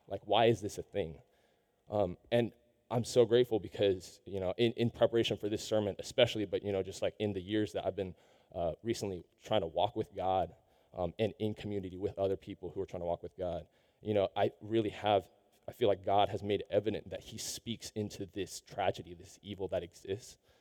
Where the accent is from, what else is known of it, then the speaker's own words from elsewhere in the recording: Seattle, Washington, United States; I, I grew up in Seattle.